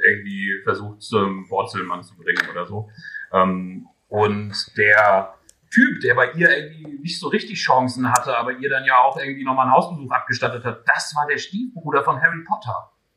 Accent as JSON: {"language": "German", "town": "Göttingen", "region": "Lower Saxony", "country": "Germany", "tie": "born or raised there", "said": "in meiner Heimatstadt"}